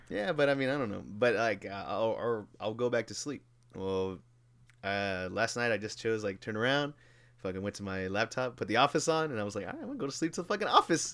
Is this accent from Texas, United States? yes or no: yes; Houston, Texas, United States; born and raised in Houston